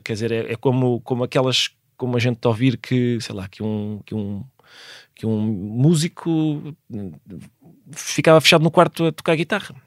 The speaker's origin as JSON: {"language": "Portuguese", "region": "Lisbon", "country": "Portugal", "tie": "born or raised there", "also_born_or_lived": "Viana do Castelo", "said": "parecia-me que os meus tios do norte resistiam melhor aos elementos do que nós, de Lisboa"}